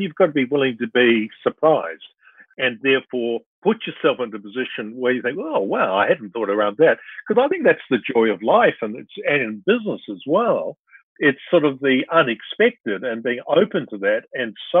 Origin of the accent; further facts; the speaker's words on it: New Zealand; also born or lived in Perth, Australia / Sydney, Australia / Brisbane, Australia; I was born in Perth. Father worked for AMP, you know, a company of the news at the moment. And then we lived in Sydney, Brisbane. You know, they went back to New Zealand and I, you know, went to school there in Nelson and Otago